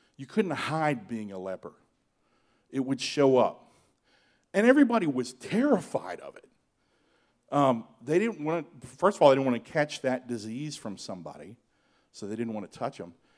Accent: Georgia, United States; I grew up in Georgia.

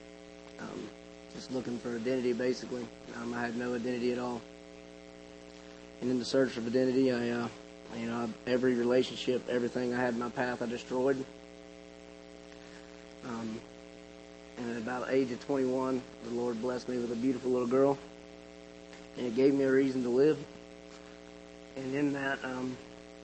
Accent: Okeechobee, Florida, United States; I'm from Okeechobee, Florida.

